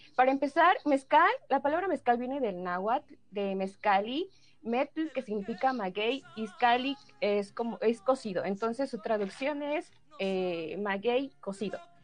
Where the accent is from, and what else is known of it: Oaxaca, Mexico